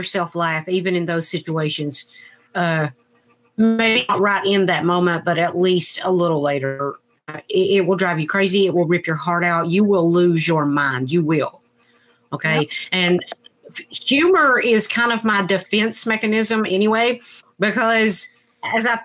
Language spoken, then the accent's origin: English; United States; We are American